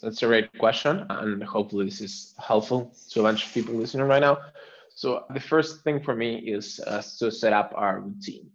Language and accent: English; Argentina; now in Barcelona, Spain; I'm originally from Argentina, based in Barcelona